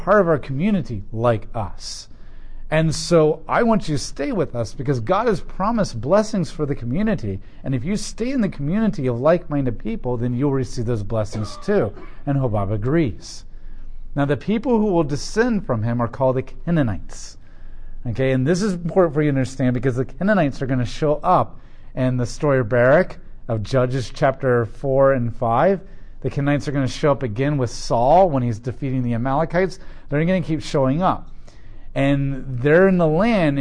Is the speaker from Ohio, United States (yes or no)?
yes; Columbus, Ohio, United States; I'm an American, I'm Ohioan, I'm a Colombian, Columbusite.